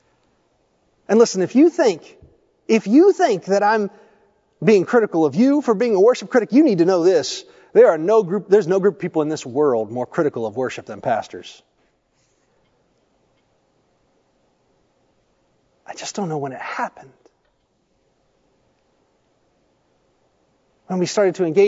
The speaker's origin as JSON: {"language": "English", "region": "Tennessee", "country": "United States", "tie": "born or raised there", "also_born_or_lived": "Ohio", "said": "I grew up in Tennessee, I was actually born in Ohio. I don't remember much of living there. We moved when I was quite young"}